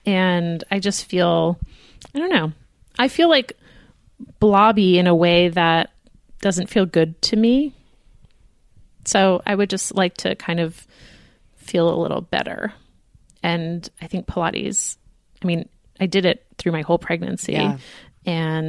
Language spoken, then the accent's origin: English; United States; We are American.